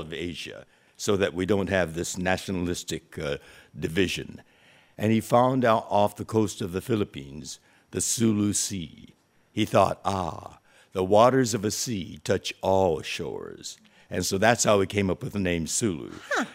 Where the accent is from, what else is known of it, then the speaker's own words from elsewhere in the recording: California, United States; we in California